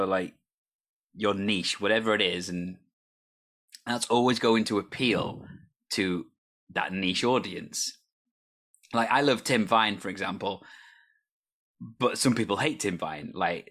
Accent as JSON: {"language": "English", "region": "Wales", "country": "United Kingdom", "said": "Well, I am Welsh technically, so it could be a thing, English theatre."}